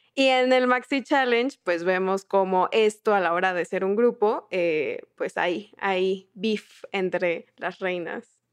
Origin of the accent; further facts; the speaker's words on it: southern Mexico, Mexico; Yo soy del sur de México